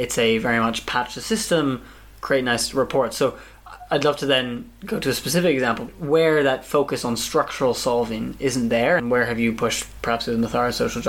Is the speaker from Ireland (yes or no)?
no; United Kingdom; moved away as an adult; now in Kenya; me as a British person here